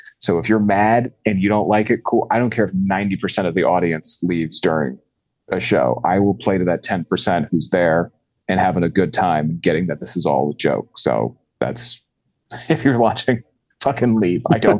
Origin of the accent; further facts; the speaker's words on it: Maryland, United States; I live in Northeast PA. I'm actually originally from Maryland.